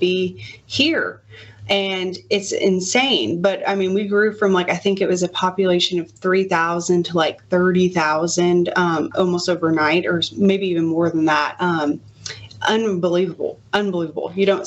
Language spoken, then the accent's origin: English; Louisville, Kentucky, United States; moved away as an adult; also born or lived in Mississippi; go back to my hometown, which is Louisville, Kentucky